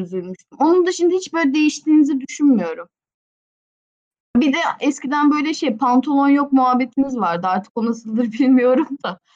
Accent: Istanbul, Turkey; İstanbulluyum normalde de.

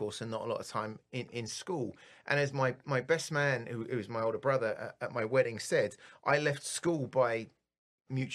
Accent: Bury St Edmunds, East of England, United Kingdom; now in Detroit, United States; I was born in England, and I lived about 2.5 hours outside of London in this fabulous little place called Bury St. Edmunds, which is when I was a kid growing up

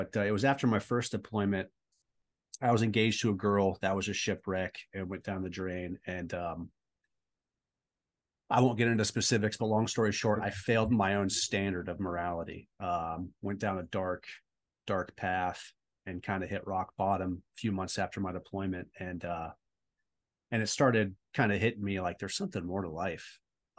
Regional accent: California, United States; also born or lived in Texas; But a Navy brat, I was born in Texas and then settled in Southern California. And, normal, you know, suburban upbringing.

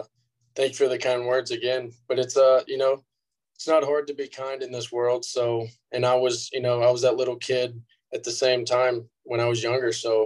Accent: Houston, Texas, United States; But my hometown team, obviously, for life, has always been the Astros.

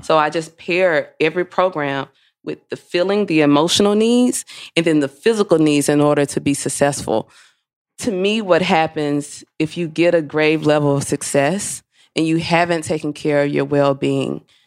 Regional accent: Mississippi, United States; I am from Mississippi

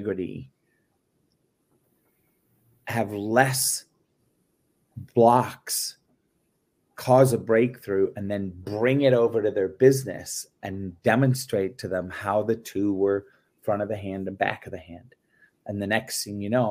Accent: England, United Kingdom; moved away; also born or lived in Belgium / France; I grew up in England, was born and raised in England.

